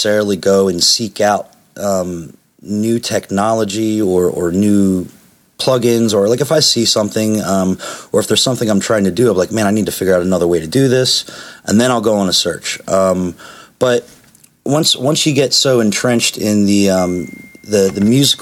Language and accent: English; Philadelphia, Pennsylvania, United States; moved away as an adult; now in Atlanta, United States; I grew up in Philadelphia